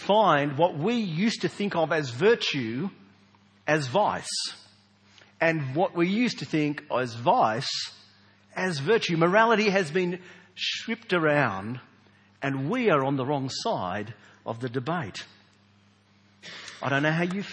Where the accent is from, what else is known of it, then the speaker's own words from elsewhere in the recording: Australia; we Australians